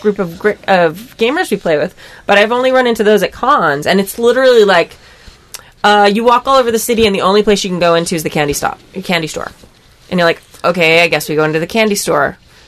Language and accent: English; Denmark; English is a second language; I'm from Denmark. We have a lot. We know we had a lot about Vikings